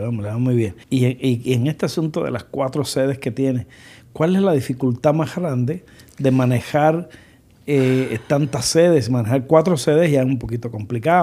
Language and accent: Spanish; Cuba; now in United States; yo soy cubano y que cuánto orgullo siento de mi gente